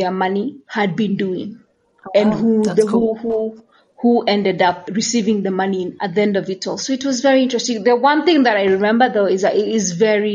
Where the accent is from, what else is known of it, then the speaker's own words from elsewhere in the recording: Kenya; moved away as an adult; now in Uganda; for me as a Kenyan